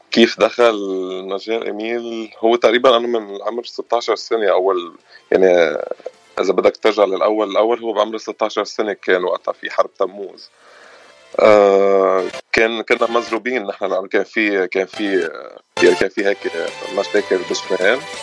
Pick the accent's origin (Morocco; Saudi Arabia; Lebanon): Lebanon; Batroun, North Governorate; moved away as an adult; now in Los Angeles, United States; انا من من البترون